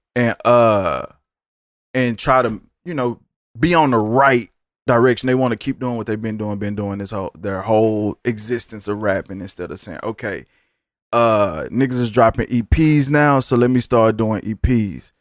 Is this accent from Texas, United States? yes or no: yes; Dallas, Texas, United States; I'm from Dallas, too